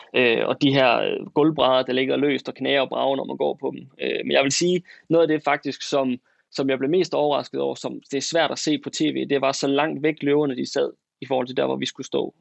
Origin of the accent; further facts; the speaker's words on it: West Jutland, Central Denmark Region, Denmark; accent: West Jutlandic; moved away as an adult; now in Aarhus, Denmark; er født og opvokset i det mørke Vestjylland, øh, helt ude tæt ved Vesterhavet